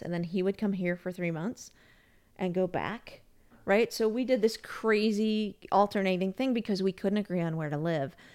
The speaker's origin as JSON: {"language": "English", "country": "United States", "also_born_or_lived": "Austria", "moved": "as an adult", "said": "as an American"}